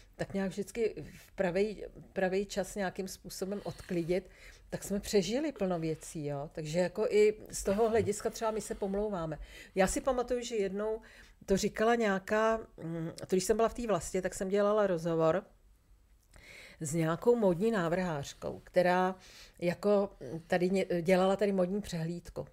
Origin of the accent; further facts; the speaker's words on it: Czechia; jsem úplně jako šťastná, že jsem Češka